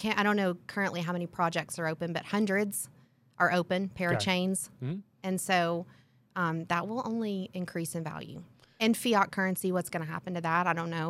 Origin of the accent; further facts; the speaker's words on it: Tennessee, United States; So I am a girl from Tennessee that has worked on her accent. People don't ask me where I'm from anymore.